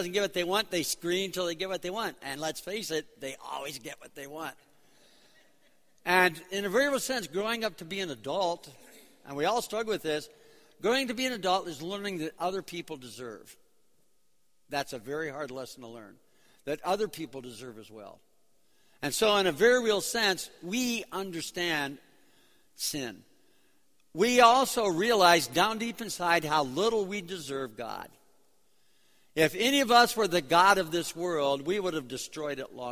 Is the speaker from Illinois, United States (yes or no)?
yes; Chicago, Illinois, United States; also born or lived in New York City; I'm from Chicago. We're here for 2 weeks from Chicago.